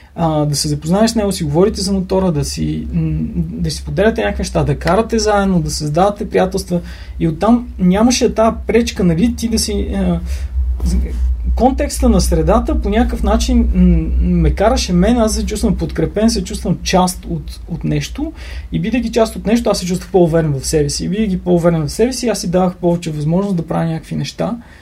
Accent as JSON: {"language": "Bulgarian", "town": "Sozopol", "region": "Burgas Province", "country": "Bulgaria", "tie": "born or raised there", "moved": "as an adult", "lives_now": "Sofia, Bulgaria", "said": "аз съм от Созопол"}